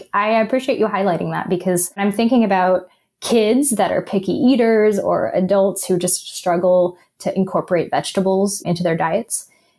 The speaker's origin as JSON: {"language": "English", "region": "the South", "country": "United States", "tie": "born or raised there", "said": "because for me, like growing up in the South, I think a great example is the holidays."}